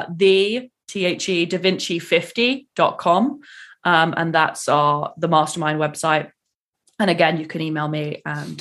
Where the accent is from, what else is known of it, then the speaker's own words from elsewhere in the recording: England, United Kingdom; now in United States; I have an English driving license because I'm English